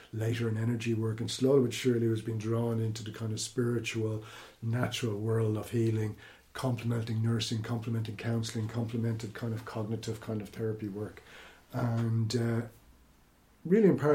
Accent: Ireland; I am born Irish, consider myself Celtic

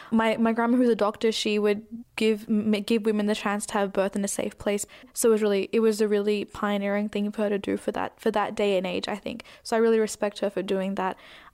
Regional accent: Australia

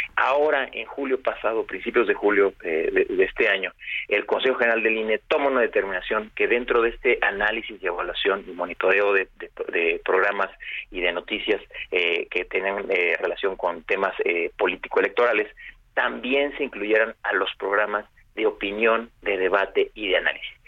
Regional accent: Mexico; como sociedad mexicana

